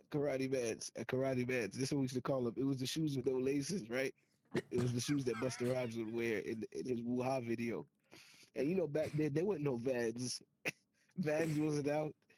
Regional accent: Jamaica; As a Jamaican, as a Jamaican, I grew up with it too

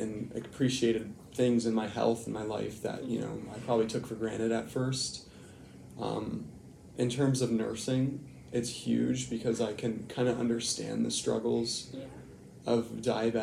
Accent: St. Catharines, Ontario, Canada; I'm from St. Catharines

